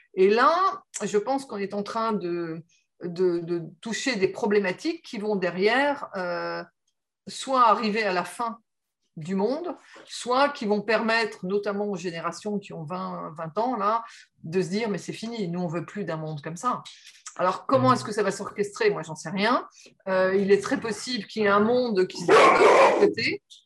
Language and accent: French; the Nord, Hauts-de-France, France; je suis née dans le Nord, donc euh, Nord qui est la région de la sidérurgie, la région des mines